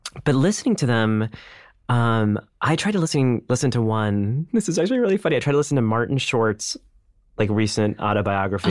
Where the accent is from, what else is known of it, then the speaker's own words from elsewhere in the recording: India; as an Indian man